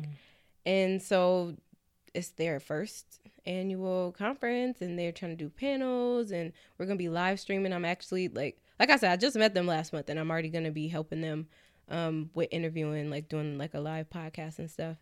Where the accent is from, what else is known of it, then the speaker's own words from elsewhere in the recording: California, United States; now in New York, United States; I'm from Cali